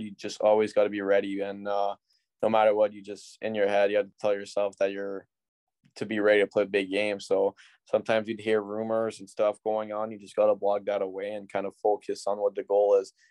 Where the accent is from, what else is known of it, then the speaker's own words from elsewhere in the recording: Ottawa, Ontario, Canada; I'm from Ottawa